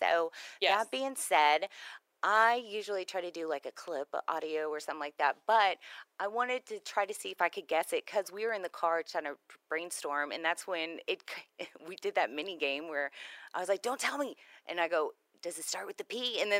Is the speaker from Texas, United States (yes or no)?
yes; Houston, Texas, United States; Because I come from Houston. When I came out here, I loved the rural, the country, and now it's booming.